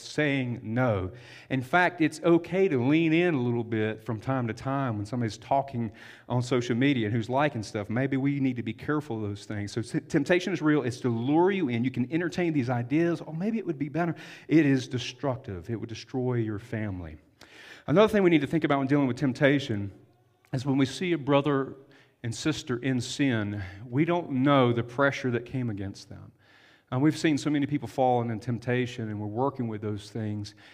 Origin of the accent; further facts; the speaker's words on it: the South, United States; I'm from the South. We have a lot of septic tanks where we grew up, not city water.